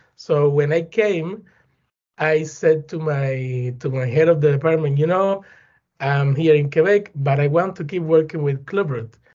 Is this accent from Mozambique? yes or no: no; Güines, Mayabeque, Cuba; English is a second language; moved away; also born or lived in Havana; I'm from Cuba. Eh, I was born in a small town close to Havana City. The name is Guinness